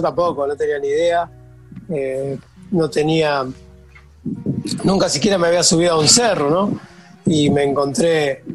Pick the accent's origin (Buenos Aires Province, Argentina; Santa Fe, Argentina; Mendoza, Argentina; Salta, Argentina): Buenos Aires Province, Argentina; San Pedro; Yo soy de San Pedro